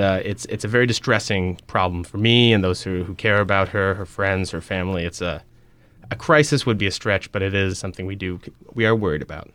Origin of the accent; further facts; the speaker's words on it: Albuquerque, New Mexico, United States; moved away as an adult; now in New Orleans, United States; We are both from Albuquerque, New Mexico, originally